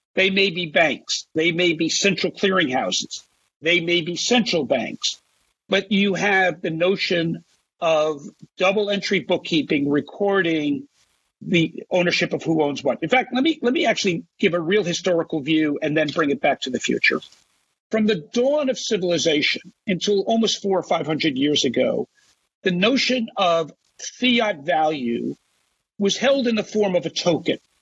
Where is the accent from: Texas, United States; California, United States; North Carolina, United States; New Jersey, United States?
New Jersey, United States; my home state of New Jersey